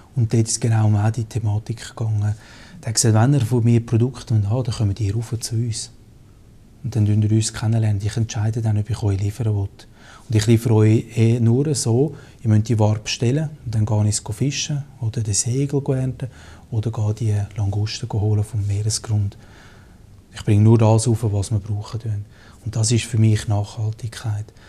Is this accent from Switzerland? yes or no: yes; Switzerland; als Schweizer